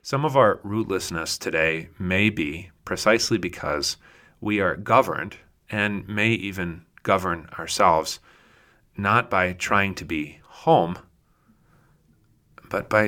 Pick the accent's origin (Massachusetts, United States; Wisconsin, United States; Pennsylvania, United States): Pennsylvania, United States; moved away; a Pennsylvanian from my hometown, Conrad Richter